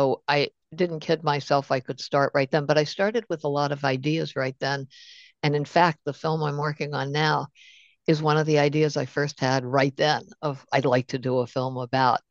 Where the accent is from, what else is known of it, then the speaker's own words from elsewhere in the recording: Baltimore, Maryland, United States; I'm from Baltimore. I grew up during the 60s.